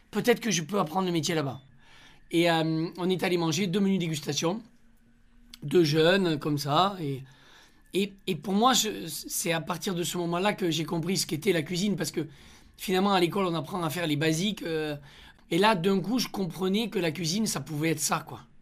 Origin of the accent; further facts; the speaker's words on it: Onet-le-Château, Occitania, France; moved away as an adult; also born or lived in Rodez; now in Paris, France; Une enfance à Honnay-le-Château. Bah, c'est là où j'ai grandi. Euh, je suis né à Rodez euh, parce que mes parents habitaient euh, à Rodez quand, je suis né